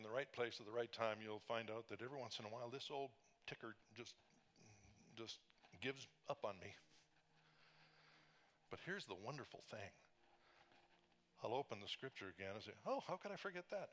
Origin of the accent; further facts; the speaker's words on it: British Columbia, Canada; moved away; we were in British Columbia in my hometown